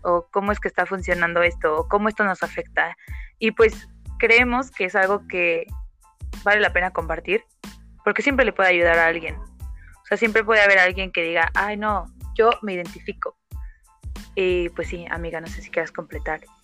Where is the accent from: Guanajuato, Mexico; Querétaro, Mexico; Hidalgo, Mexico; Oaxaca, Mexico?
Oaxaca, Mexico; soy oaxaqueña, 100%, más oaxaqueña que la tlayuda